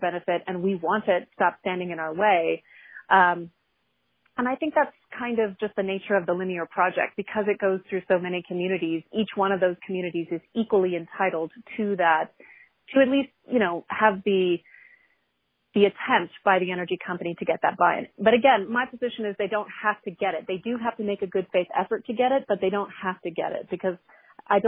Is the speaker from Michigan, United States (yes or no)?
no; New Orleans, Louisiana, United States; I'm originally from the New Orleans area